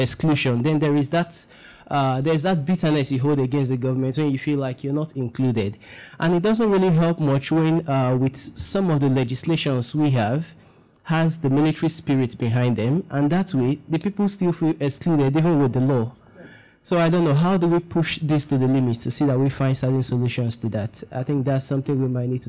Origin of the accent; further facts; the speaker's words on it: Port Harcourt, Rivers State, Nigeria; I come from Port Harcourt myself